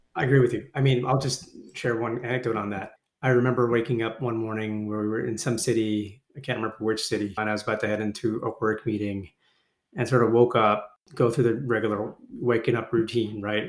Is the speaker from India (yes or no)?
no; Toronto, Ontario, Canada; moved away; They immigrated to Canada in the 70s, which is where I was born. I was born in Toronto. I am still a proud Canadian